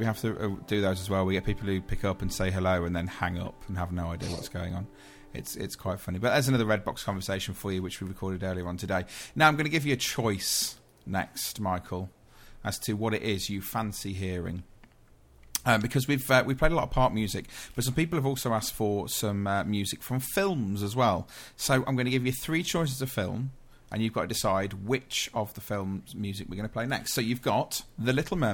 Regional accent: England, United Kingdom; There's an Englishman talking to you on the other end of the phone.

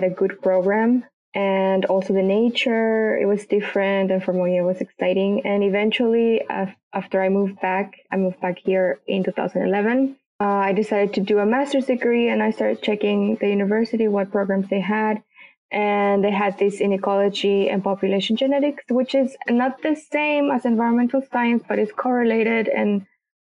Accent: Mexico; moved away as an adult; also born or lived in Texas; now in Oulu, Finland; I'm from Mexico, actually from the border with Texas. And I'm in Oulu since 2011

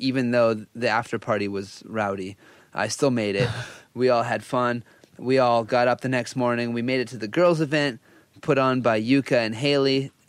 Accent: Canada; I'm a Canadian, right? So it's very not Japanese.

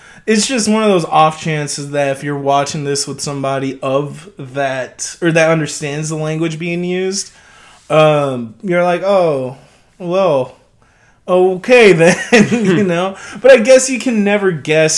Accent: United States; us as American audiences

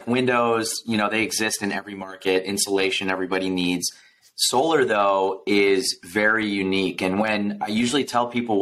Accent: Michigan, United States; moved away as an adult; now in Phoenix, United States; I grew up in Michigan

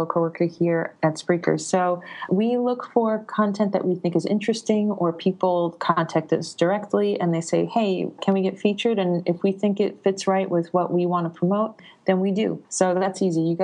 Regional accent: New York, United States; moved away as an adult; also born or lived in Italy; now in Berlin, Germany; I'm originally from New York, but I wanted to do grad work in Italy, and then I'm Italian

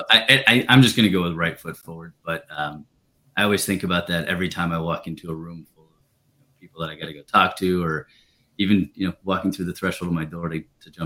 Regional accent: Dover, New Hampshire, United States; Planet Fitness, which started in my hometown

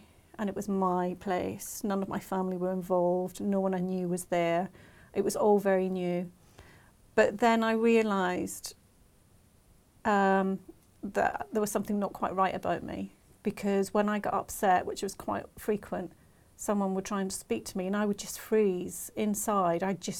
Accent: Scotland, United Kingdom; also born or lived in Yorkshire; I was born in Yorkshire, from what I understand, but I was brought up mainly in Scotland because my dad was in the army and he settled up there. I have a brother and a sister, and so we were brought up in Scotland.

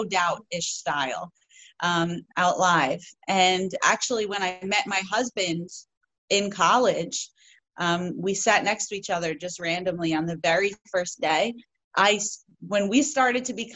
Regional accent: New York, United States; growing up in New York, country music was never a thing

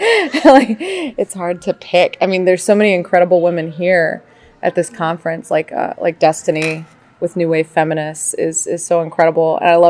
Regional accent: New Orleans, Louisiana, United States; I'm from New Orleans, Louisiana.

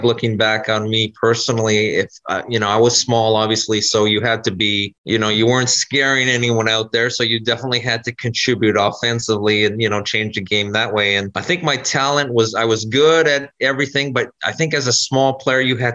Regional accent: Coaldale, Alberta, Canada; now in Portland, United States; I grew up in Coaldale, Alberta

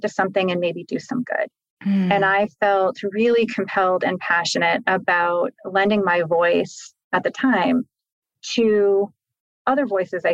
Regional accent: New Hampshire, United States; my home state, which is New Hampshire

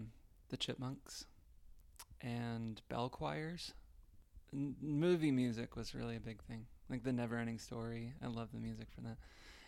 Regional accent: Juneau, Alaska, United States; In Juneau, Alaska.

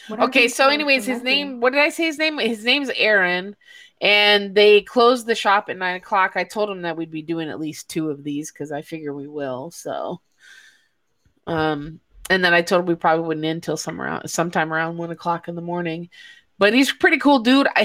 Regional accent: Chicago, Illinois, United States; I'm from Chicago.

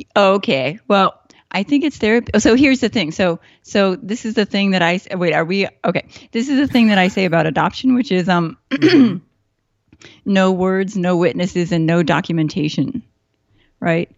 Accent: Chicago, Illinois, United States; moved away as an adult; also born or lived in Seoul, South Korea / Saratoga Springs, New York; now in Boston, United States; I grew up in Chicago

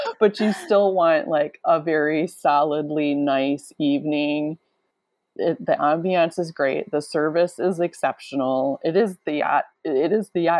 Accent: Midwest, United States; I'm from the Midwest

